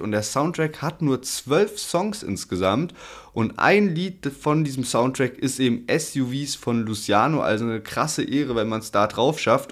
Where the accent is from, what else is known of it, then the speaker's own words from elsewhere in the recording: Heidelberg, Baden-Württemberg, Germany; als Heidelberger